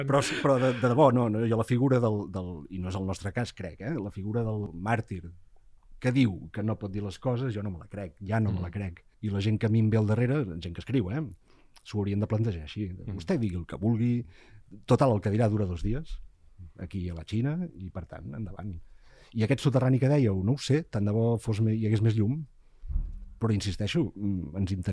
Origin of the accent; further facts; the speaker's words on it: Catalonia, Spain; perquè som catalans i, i literaris